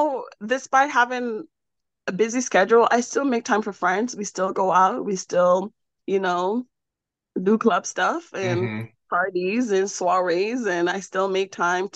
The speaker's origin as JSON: {"language": "English", "country": "Jamaica", "tie": "born or raised there", "said": "I was born and raised in Jamaica."}